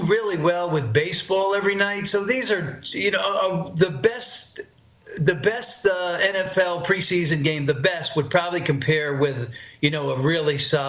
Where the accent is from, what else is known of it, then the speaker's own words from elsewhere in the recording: Poughkeepsie, New York, United States; I'm from Poughkeepsie, New York